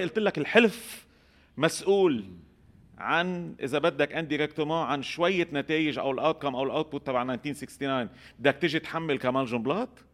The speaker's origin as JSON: {"language": "Arabic", "country": "Lebanon", "said": "عندنا بلبنان"}